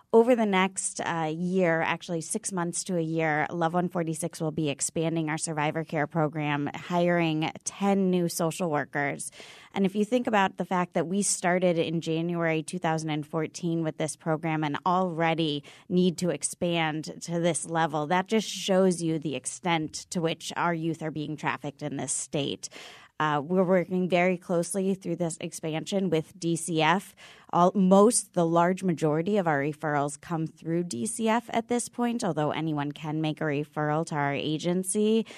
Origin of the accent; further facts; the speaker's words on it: Washington, District of Columbia, United States; So I come from Washington, D.C., and Connecticut is a nationally leading this effort